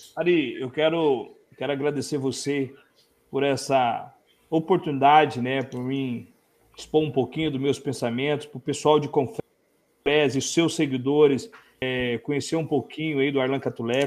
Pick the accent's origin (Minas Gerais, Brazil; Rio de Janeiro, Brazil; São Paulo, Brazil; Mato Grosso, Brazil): Mato Grosso, Brazil; Araguaia region; also born or lived in Cuiabá / Goiânia / Barra do Garças; Eu nasci ali em Araguaia e moro uhum. em Ribeirãozinho